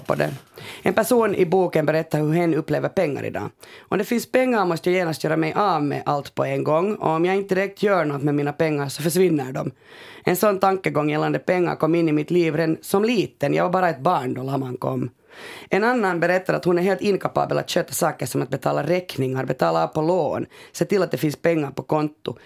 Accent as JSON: {"language": "Swedish", "country": "Finland", "said": "vi är finlandssvenskar"}